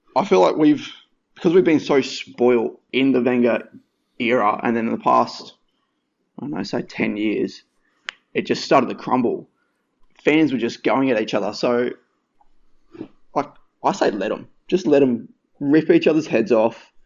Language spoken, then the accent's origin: English; Western Australia, Australia; moved away; also born or lived in New South Wales / Brisbane; grew up in WA